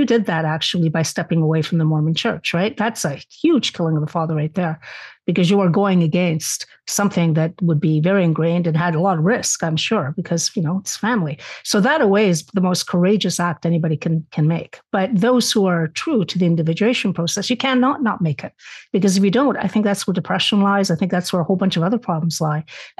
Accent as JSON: {"language": "English", "country": "Spain", "said": "obviously I was raised in the Catholic household, being Spanish, that was the one religion allowed."}